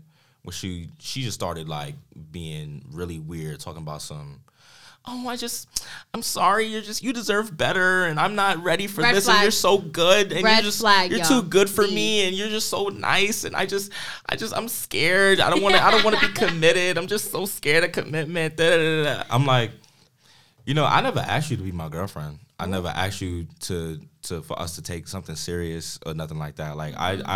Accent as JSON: {"language": "English", "town": "New York City", "region": "New York", "country": "United States", "said": "I'm from Harlem."}